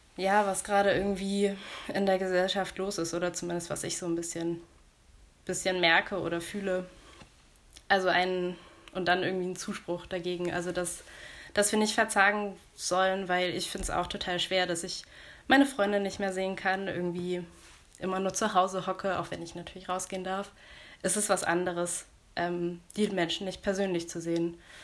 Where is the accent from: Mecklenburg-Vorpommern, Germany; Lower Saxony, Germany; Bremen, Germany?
Lower Saxony, Germany; Buxtehude; ich komme aus Buxtehude